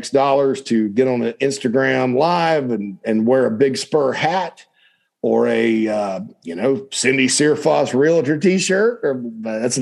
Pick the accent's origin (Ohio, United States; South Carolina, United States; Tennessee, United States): South Carolina, United States; Spartanburg; my hometown of Spartanburg, South Carolina, upstate South Carolina